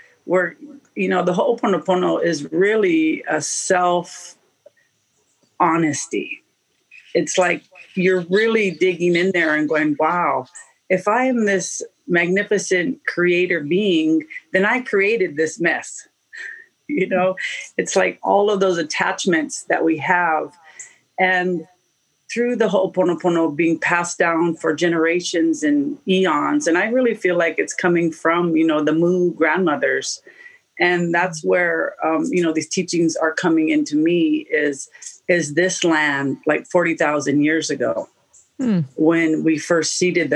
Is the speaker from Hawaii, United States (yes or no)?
yes; Oahu, Hawaii, United States; I was born on Oahu, and my mom comes from Detroit.